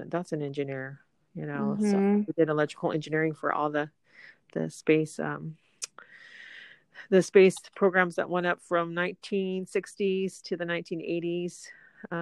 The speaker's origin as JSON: {"language": "English", "region": "Southern California", "country": "United States", "tie": "born or raised there", "said": "growing up in Southern California"}